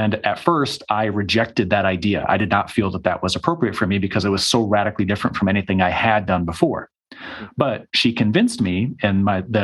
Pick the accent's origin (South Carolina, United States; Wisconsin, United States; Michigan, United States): Michigan, United States; moved away as an adult; also born or lived in Arizona; I immediately went to a university that was about 45 minutes from my hometown.